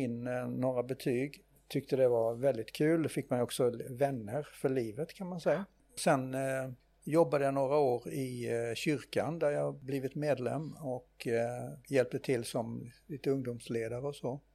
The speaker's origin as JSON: {"language": "Swedish", "town": "Nättraby", "region": "Blekinge", "country": "Sweden", "tie": "born or raised there", "said": "jag eh, är ju född och uppvuxen här i Nättraby i Blekinge"}